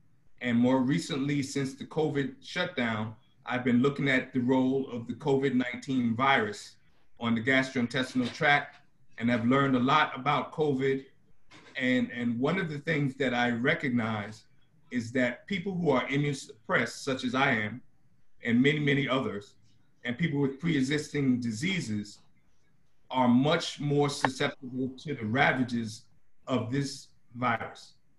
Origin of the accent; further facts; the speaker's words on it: New York City, New York, United States; moved away as an adult; also born or lived in Washington, D.C. / Atlanta / Philadelphia / Baltimore; now in Oklahoma, United States; I'm from Brooklyn, New York. I went to Howard undergrad. I pledged Alpha there in 79